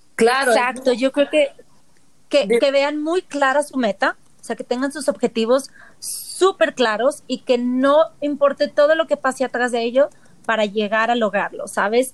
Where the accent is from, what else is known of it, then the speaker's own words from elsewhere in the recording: Mazatlán, Sinaloa, Mexico; now in Mexico City, Mexico; yo tengo 18 años fuera, entonces creo que conozco más aquí ya de lo que conocí en Mazatlán